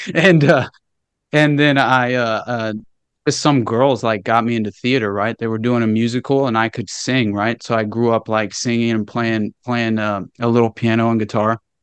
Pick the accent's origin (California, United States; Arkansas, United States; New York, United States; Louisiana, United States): Arkansas, United States; Northwest; I grew up in Northwest Arkansas, okay? And super rural area